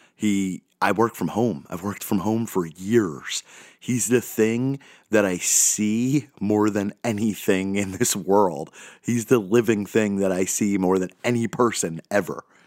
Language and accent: English; United States; I'm speaking as an American